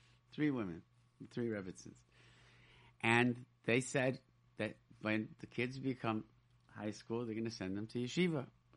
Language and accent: English; Rochester, New York, United States; I grew up in Rochester, New York, and there was no yeshiva. There's no high school.